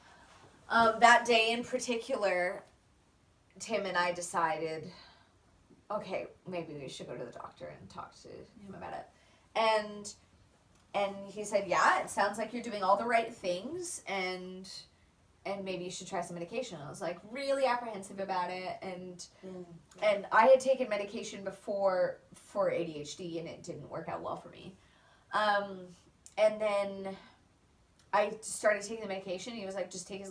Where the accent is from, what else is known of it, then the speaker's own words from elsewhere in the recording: Canada; now in Australia; I am Canadian